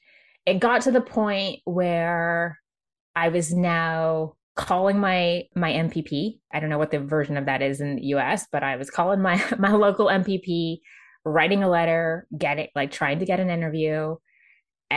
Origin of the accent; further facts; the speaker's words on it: Jamaica; moved away; me being Jamaican Chinese and coming from Jamaica